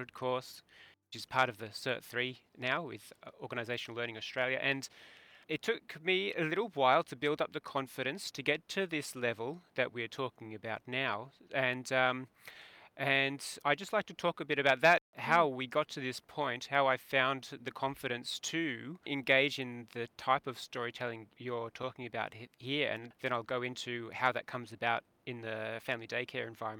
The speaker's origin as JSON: {"language": "English", "region": "England", "country": "United Kingdom", "tie": "born or raised there", "moved": "yes", "said": "I was born in England"}